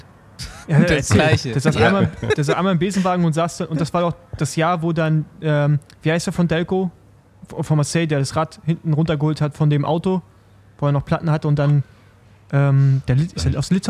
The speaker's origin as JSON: {"language": "German", "region": "Berlin", "country": "Germany", "said": "so als Berliner war das halt so, so einfach eine Stadtrundfahrt."}